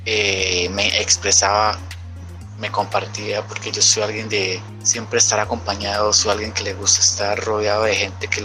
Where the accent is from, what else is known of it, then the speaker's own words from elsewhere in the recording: Santander de Quilichao, Cauca, Colombia; soy de Santander de Quilichao, Cauca, y pertenezco a la fundación Tengo Ganas, es una fundación juvenil.